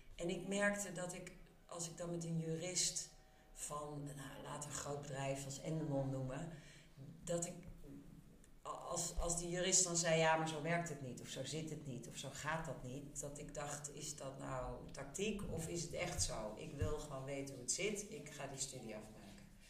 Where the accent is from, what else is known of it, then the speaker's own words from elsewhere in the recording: Amsterdam, North Holland, Netherlands; En ik ben in Amsterdam opgegroeid, rond de Nieuwmarktbuurt